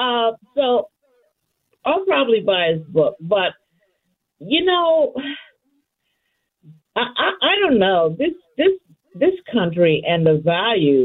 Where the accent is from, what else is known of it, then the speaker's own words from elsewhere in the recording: St. Louis, Missouri, United States; moved away as an adult; I grew up in St. Louis, although I lived in other major cities. And I ended up moving back after the passing of my dad.